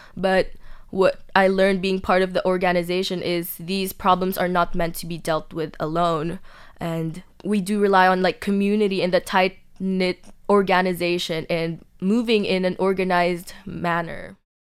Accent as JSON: {"language": "English", "country": "Philippines", "moved": "yes", "lives_now": "Taiwan", "said": "I was from the Philippines"}